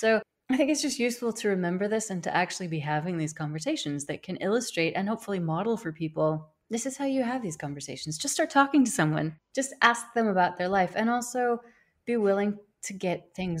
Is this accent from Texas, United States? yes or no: no; Wyoming, United States; also born or lived in United Kingdom; now in Spain; I'm from the United States. I'm from Wyoming, which nobody even knows.